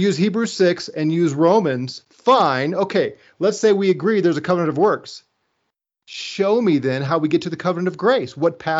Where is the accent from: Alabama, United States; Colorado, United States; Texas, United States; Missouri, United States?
Missouri, United States; And I'm from Missouri, like you, right? Show me. It's a show me state.